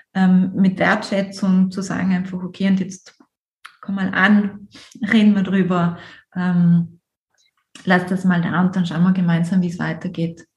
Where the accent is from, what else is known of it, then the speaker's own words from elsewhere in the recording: South Tyrol, Trentino-Alto Adige, Italy; ich bin Südtirolerin